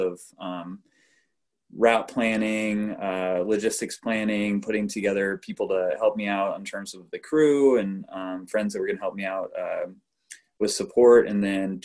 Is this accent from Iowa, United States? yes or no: yes; Des Moines, Iowa, United States; I grew up in Des Moines and central Iowa